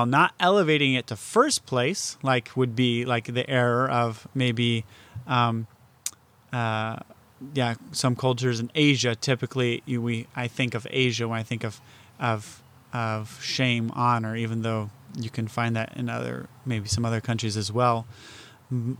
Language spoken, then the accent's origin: English; United States; as an American